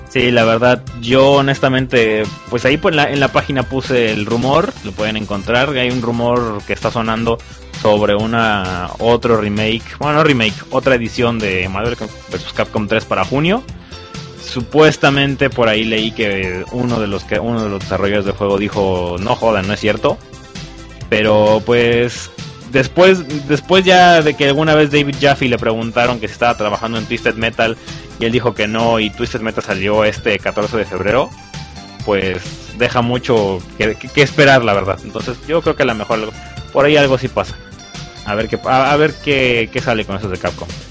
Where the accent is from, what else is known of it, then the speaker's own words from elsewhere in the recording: Veracruz, Mexico; yo soy de Veracruz